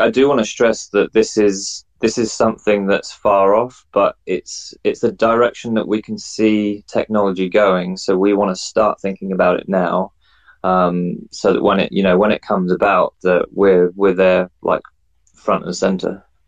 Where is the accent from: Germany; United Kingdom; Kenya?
United Kingdom; England; now in New Zealand; I'm an English guy or a Pommy, as they like to call me, um, living in New Zealand.